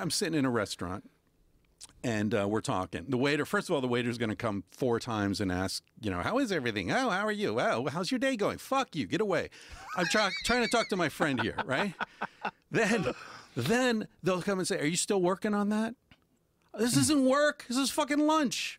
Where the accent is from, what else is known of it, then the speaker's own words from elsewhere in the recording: United States; moved away as an adult; now in Barcelona, Spain; I was raised in America